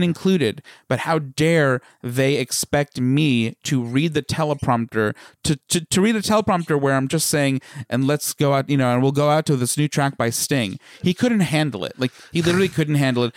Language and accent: English; Smithtown, New York, United States; accent: Long Island; the little hamlet in Smithtown that we grew up